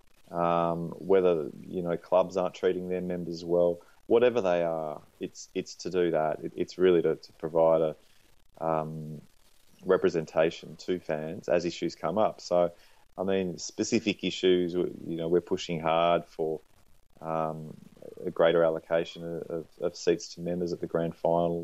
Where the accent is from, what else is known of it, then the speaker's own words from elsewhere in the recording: Australia; moved away as an adult; also born or lived in Canberra, Australian Capital Territory / Sydney, New South Wales; now in Melbourne, Australia; I grew up in Canberra and Sydney